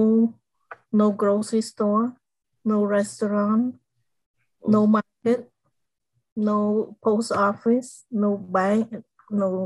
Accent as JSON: {"language": "English", "country": "Cambodia", "tie": "born or raised there", "second_language": "English", "moved": "yes", "said": "I grew up in a small village in Cambodia"}